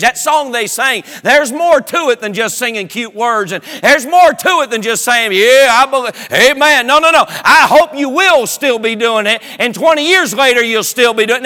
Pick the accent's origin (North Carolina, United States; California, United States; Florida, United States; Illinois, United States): North Carolina, United States; also born or lived in Durham, North Carolina; I'm from North Carolina